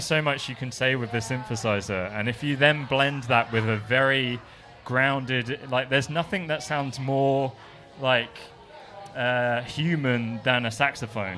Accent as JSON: {"language": "English", "region": "England", "country": "United Kingdom", "moved": "yes", "lives_now": "Melbourne, Australia", "said": "I'm English"}